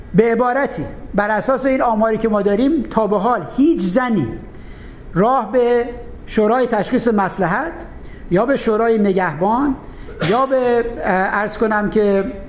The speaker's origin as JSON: {"language": "Persian", "region": "Khuzestan", "country": "Iran", "said": "من خوزستانی هستم"}